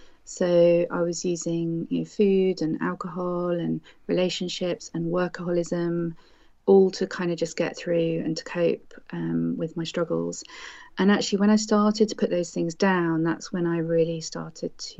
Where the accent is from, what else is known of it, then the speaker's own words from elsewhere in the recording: United Kingdom; I am a British doctor myself